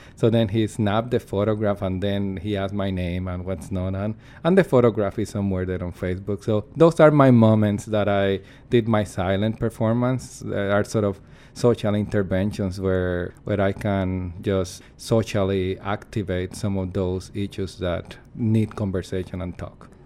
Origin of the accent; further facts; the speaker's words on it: Puerto Rico; English is a second language; moved away as an adult; now in Canada; I'm from Puerto Rico, in the Caribbean